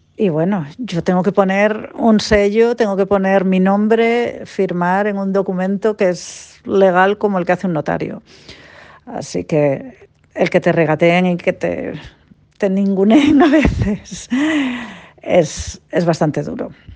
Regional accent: Cantabria, Spain; moved away as an adult; now in Perth, Australia; soy de Cantabria y ahora vivo en Perth, en Western Australia

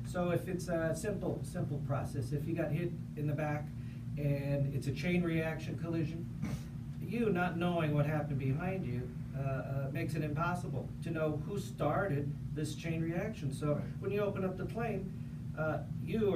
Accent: Los Angeles, California, United States; now in Las Vegas, United States; where you and I grew up in Los Angeles

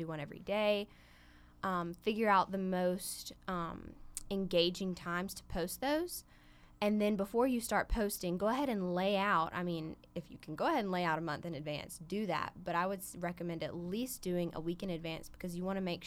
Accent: Silver Hill, Alabama, United States; I am from Silver Hill, Alabama

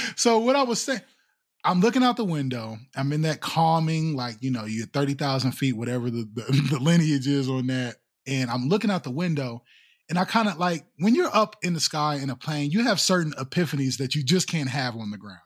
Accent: Columbus, Ohio, United States; I was born and raised in Columbus

